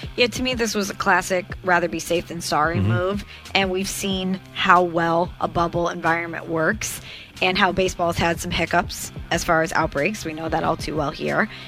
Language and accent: English; Illinois, United States; I'm from Illinois